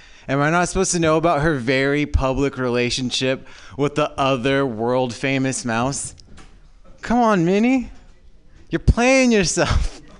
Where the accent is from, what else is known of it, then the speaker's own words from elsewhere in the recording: Orange County, Southern California, United States; now in San Francisco Bay Area, United States; I'm from Southern California. So, like, I live up here now